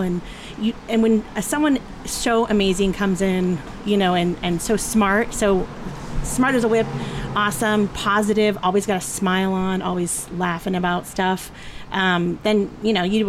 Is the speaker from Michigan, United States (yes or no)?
no; Petaluma, California, United States; moved away as an adult; now in Cloverdale, United States; I'm actually from Petaluma, but we bought a house here in 2001.